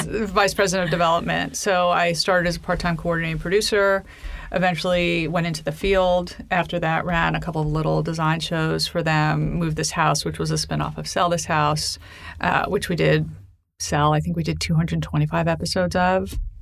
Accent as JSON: {"language": "English", "town": "New York City", "region": "New York", "country": "United States", "tie": "born or raised there", "said": "I grew up in Manhattan."}